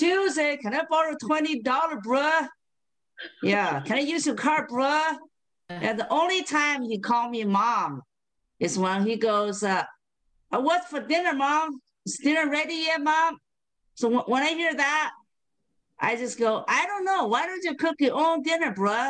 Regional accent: Beijing, China; now in Spokane, United States; I currently live in Spokane, Washington. But I was born and raised in Beijing, China.

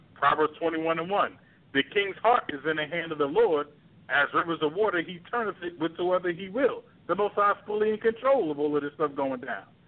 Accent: New York City, New York, United States; I grew up in Brooklyn, New York

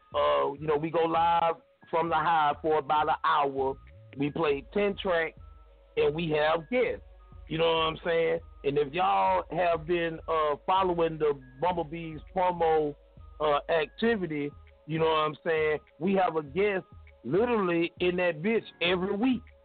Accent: the South, United States; I'm from the South

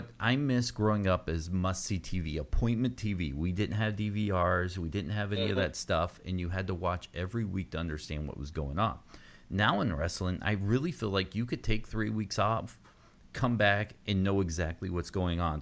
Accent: United States; being American

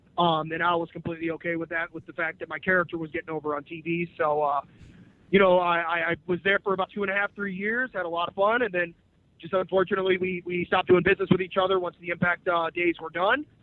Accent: St. Louis, Missouri, United States; I am from St. Louis. I live here

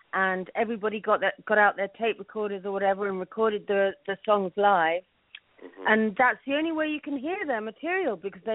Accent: London, United Kingdom; now in New York, United States; well, I was born in London, I grew up in London

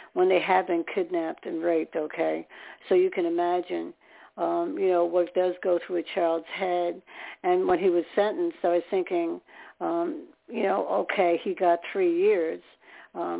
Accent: New York, United States; I'm from New York

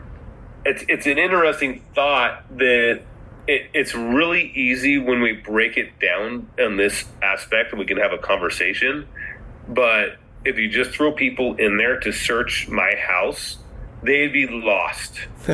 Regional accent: Pacific Northwest, United States; I'm from the Pacific Northwest.

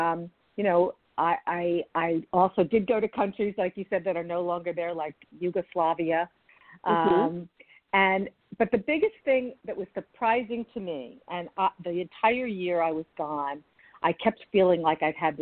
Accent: United States; as an American

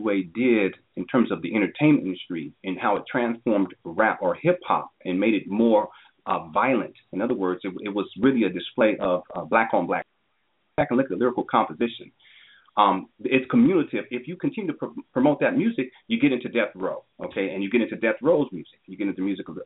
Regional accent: San Diego, California, United States; I grew up in Southern California in San Diego, which was about 2 hours south of Los Angeles.

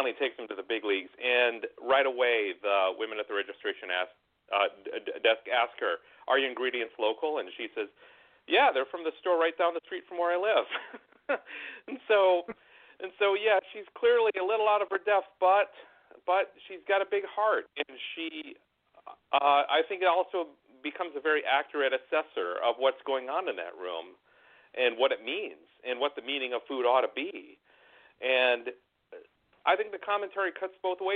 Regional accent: Minnesota, United States; also born or lived in Southern California; now in California, United States; And I live in California now, although I grew up in Minnesota.

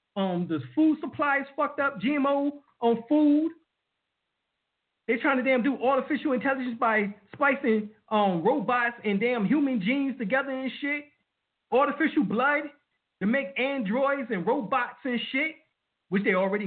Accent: New York City, New York, United States; I was raised in Brooklyn, New York, Harlem, New York

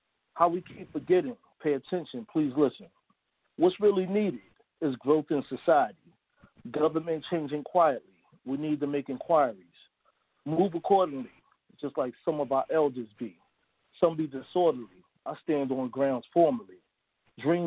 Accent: New York City, New York, United States; That's where I'm originally from, Harlem, New York. So I grew up around the Renaissance

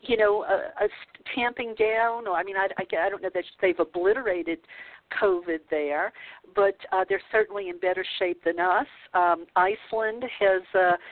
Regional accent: the South, United States; growing up in the South

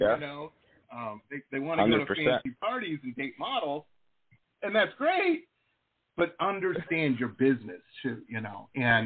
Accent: Detroit, Michigan, United States; also born or lived in Dearborn, Michigan; I grew up in Metro Detroit, and I lived for a while in a town called Dearborn

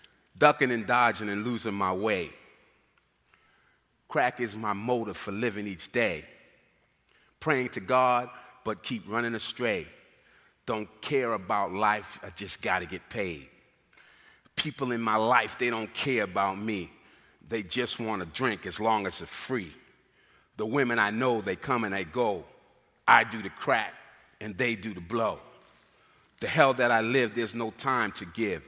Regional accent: Boston, Massachusetts, United States; moved away as an adult; coming from Boston, which I'm originally from Boston, Massachusetts

